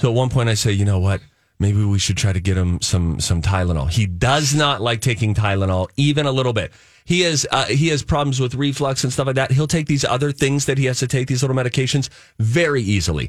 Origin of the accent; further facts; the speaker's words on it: Pennsylvania, United States; moved away; I'm from Pennsylvania